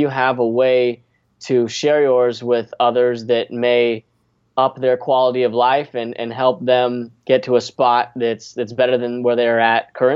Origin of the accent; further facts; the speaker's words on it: Las Vegas, Nevada, United States; moved away as an adult; also born or lived in Irvine, California / Valparaiso, Indiana; now in Orlando, United States; I was born in Southern Cal, Irvine, California. And we moved to Vegas when I was four, and I lived my entire life there until I went to college in Valpo.